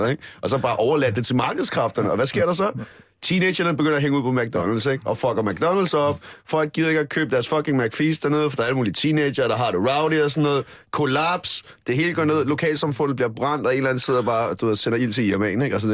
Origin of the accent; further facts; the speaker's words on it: Dragør, Capital Region of Denmark, Denmark; Øh, jeg kommer, jeg kommer fra Dragør, ikke? Så det var sådan noget, der hang man ud...